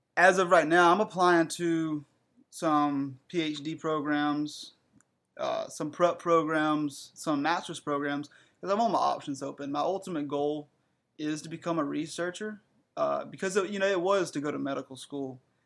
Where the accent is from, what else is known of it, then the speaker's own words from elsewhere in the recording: Breezeville, South Carolina, United States; moved away as an adult; now in North Carolina, United States; I'm from South Carolina, you know. Breezeville is where I'm from